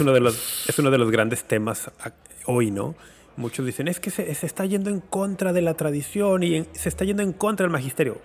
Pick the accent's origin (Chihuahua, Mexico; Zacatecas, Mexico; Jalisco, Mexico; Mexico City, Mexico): Jalisco, Mexico; Guadalajara; moved away; cuando era niño y adolescente en Guadalajara